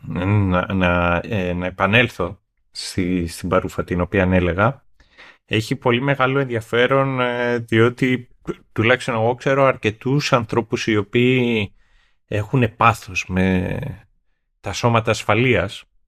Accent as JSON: {"language": "Greek", "country": "Greece", "tie": "born or raised there", "accent": "provincial", "moved": "yes", "said": "εγώ έχω μια φυσική προφορά όσον αφορά τον τρόπο με τον οποίο μιλάω, είναι που μεγάλωσα στην επαρχία"}